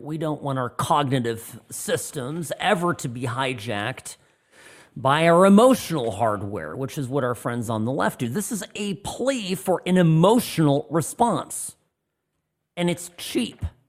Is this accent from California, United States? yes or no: yes; Orange County, California, United States; moved away as an adult; now in Nevada, United States; I grew up in Orange County, California